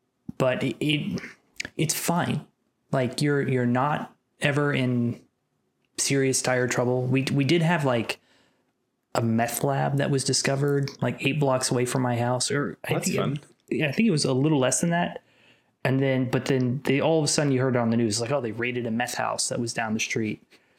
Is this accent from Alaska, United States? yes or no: no; Kansas City, Kansas, United States; now in Atlanta, United States; I'm from Kansas City, Kansas. I was grew up very close to state line